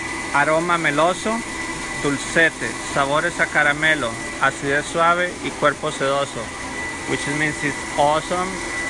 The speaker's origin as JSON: {"language": "English", "town": "Nosara", "region": "Guanacaste", "country": "Costa Rica", "second_language": "English", "said": "from Nosara, Costa Rica."}